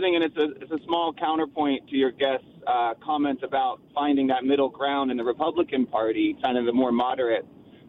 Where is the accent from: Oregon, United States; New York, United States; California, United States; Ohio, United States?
California, United States; Berkeley; now in Redwood City, United States; I grew up in Berkeley, and I kind of view myself as a Democrat